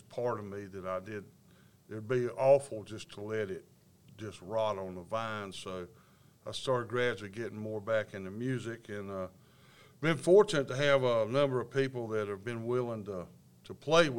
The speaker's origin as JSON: {"language": "English", "town": "Mount Holly", "region": "North Carolina", "country": "United States", "tie": "born or raised there", "said": "I grew up in Mount Holly from the early 50s on up into the 60s"}